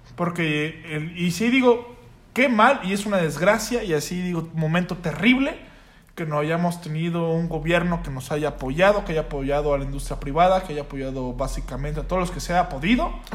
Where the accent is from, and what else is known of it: Mexico